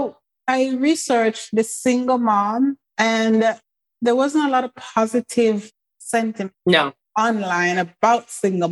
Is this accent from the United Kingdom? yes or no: yes; England, United Kingdom; moved away as an adult; also born or lived in Jamaica / Canada / United States; So most of my family is in England, where I grew up.